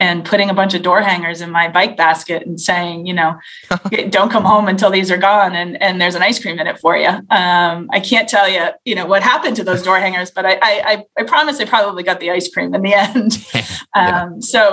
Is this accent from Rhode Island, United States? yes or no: yes; Cranston, Rhode Island, United States; now in Warwick, United States; I grew up in Cranston. My parents still live in the house that we all grew up in.